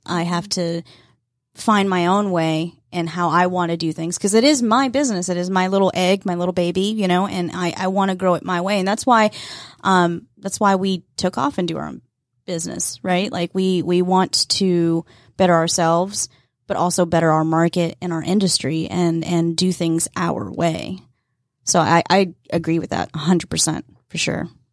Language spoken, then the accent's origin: English; Fannin County, Georgia, United States; I grew up in Fannin County.